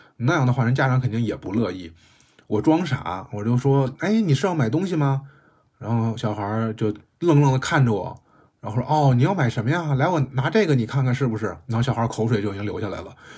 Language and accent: Chinese; Beijing, China; 我在胡同里长大的